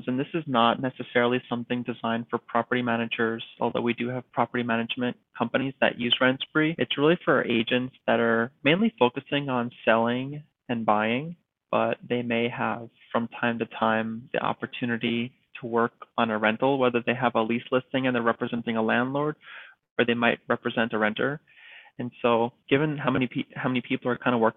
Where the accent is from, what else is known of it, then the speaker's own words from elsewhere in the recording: East Coast, United States; moved away as an adult; now in California, United States; I'm from the East Coast and I moved to California